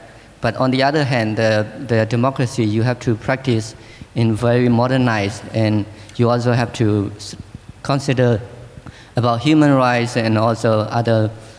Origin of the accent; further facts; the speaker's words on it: Myanmar; moved away as an adult; now in Indonesia; I am from Myanmar. I am study at UGM and also study at Tsinghua University.